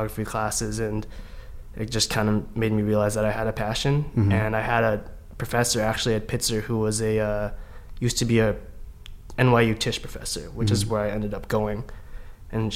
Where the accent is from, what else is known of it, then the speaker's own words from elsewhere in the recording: Vancouver, British Columbia, Canada; they came from the Philippines to Canada, where I grew up in Vancouver